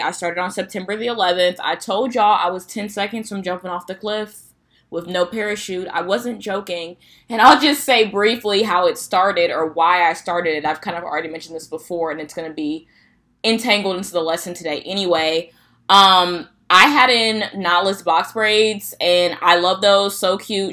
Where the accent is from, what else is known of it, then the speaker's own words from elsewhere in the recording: Midwest, United States; if you're from the Midwest, you already know we don't have a fall